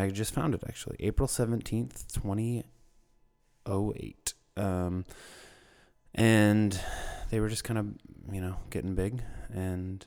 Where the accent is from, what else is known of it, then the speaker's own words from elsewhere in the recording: Minnesota, United States; now in Seattle, United States; I'm from Minnesota, a smaller town.